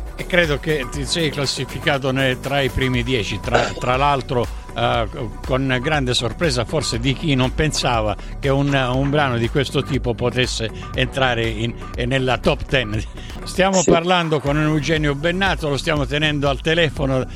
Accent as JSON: {"language": "Italian", "region": "Sicily", "country": "Italy", "said": "io sono siciliano"}